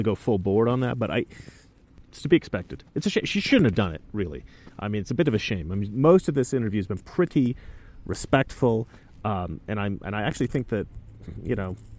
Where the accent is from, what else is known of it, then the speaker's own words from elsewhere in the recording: Oregon, United States; I grew up in Oregon